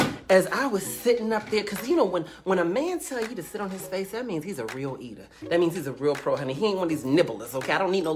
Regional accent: the South, United States; I'm from the South

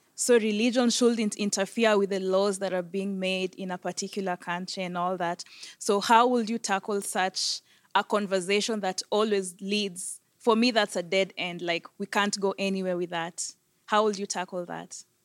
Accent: Mexico; moved away; I come from Mexico

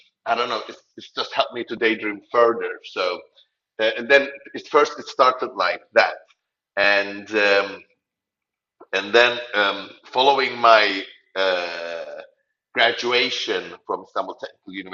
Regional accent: Nicosia, Cyprus; I am originally from Cyprus, from Nicosia. I'm a Turkish Cypriot

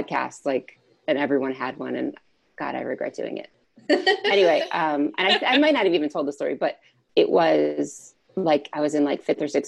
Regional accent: Philadelphia, Pennsylvania, United States; I grew up in Philadelphia in a family of four kids

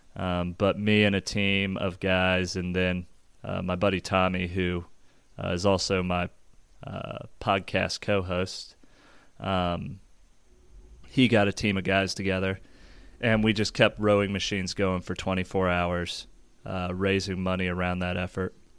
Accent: Overland Park, Kansas, United States; grew up just south of Kansas City, Overland Park, Kansas

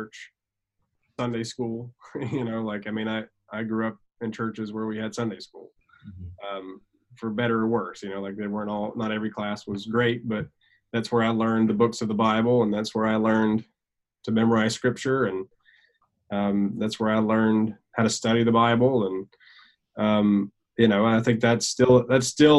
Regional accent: Alabama, United States; moved away as an adult; also born or lived in California; We're both from Alabama, but didn't know each other until we both lived and worked in California

